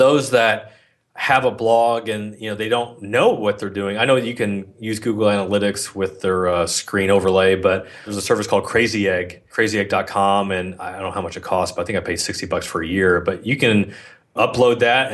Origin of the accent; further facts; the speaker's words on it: Philippines; I'm Filipino